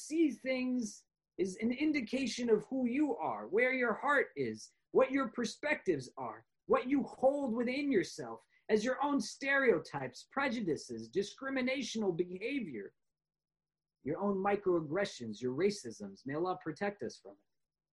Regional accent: New York, United States; I am a New Yorker because I am not from Chicago

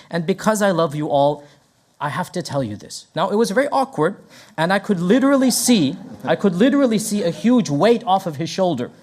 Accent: Texas, United States; moved away as an adult; now in Memphis, United States; I was raised in Texas

